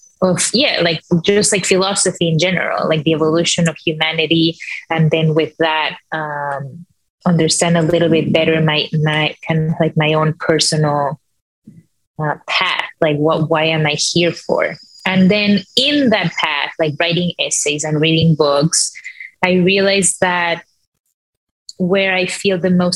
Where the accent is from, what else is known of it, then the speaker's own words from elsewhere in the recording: Mexico; moved away as an adult; now in New York City, United States; I'm from Mexico